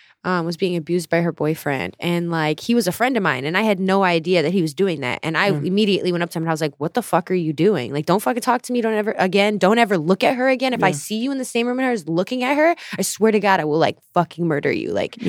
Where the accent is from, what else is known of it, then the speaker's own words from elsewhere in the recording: Gurnee, Illinois, United States; also born or lived in Minnesota; I was born in Minnesota and I moved to the suburbs of Gurnee when I was like 3 or 4 or something, and then moved to the city in 2008.